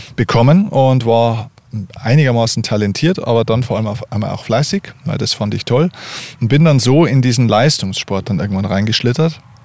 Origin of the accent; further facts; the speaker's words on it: Lower Bavaria, Germany; ich bin in Deutschland, in Bayern geboren.